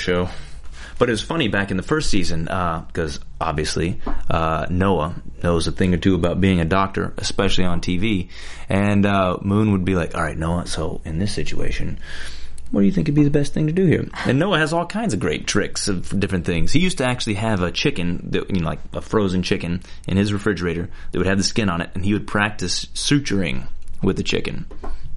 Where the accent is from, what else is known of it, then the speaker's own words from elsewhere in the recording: Alabama, United States; moved away as an adult; now in Los Angeles, United States; I'm from Alabama